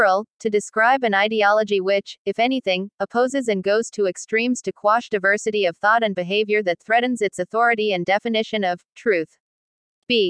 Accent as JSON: {"language": "English", "country": "United States", "said": "as an American"}